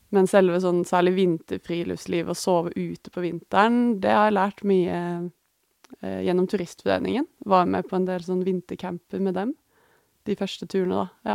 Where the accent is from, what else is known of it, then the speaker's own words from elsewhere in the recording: Norway; hjemme i Norge.